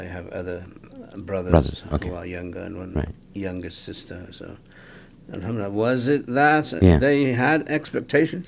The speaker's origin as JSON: {"language": "English", "town": "Gloucester", "region": "South West England", "country": "United Kingdom", "tie": "born or raised there", "also_born_or_lived": "Gujarat, India", "moved": "yes", "lives_now": "Chicago, United States", "said": "I was basically raised in England, Gloucester, England. I grew up there, went to school"}